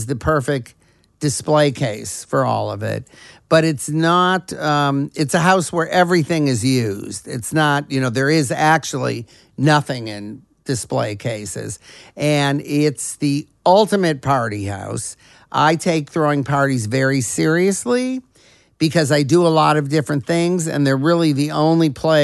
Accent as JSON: {"language": "English", "town": "Detroit", "region": "Michigan", "country": "United States", "tie": "born or raised there", "said": "growing up in Detroit at the time when Motown was coming up"}